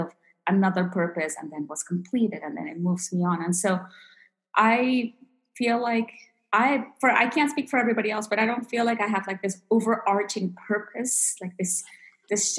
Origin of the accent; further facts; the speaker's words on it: DC area of Virginia, United States; moved away as an adult; also born or lived in Peru / Utah; I was born in Peru and grew up in the DC area of Virginia here in the United States